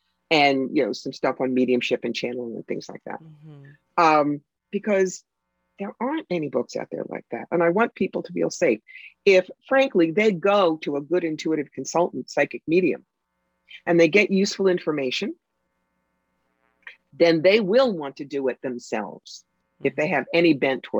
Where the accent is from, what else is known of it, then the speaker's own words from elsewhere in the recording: New York City, New York, United States; I'm a New Yorker. I talk fast